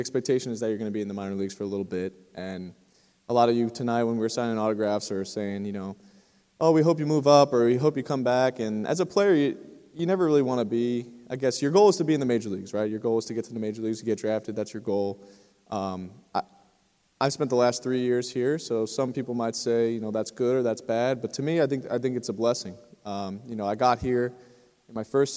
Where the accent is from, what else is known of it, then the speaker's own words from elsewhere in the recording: New Jersey, United States; moved away as an adult; also born or lived in North Carolina; I'm from New Jersey, so I'm not too far away from here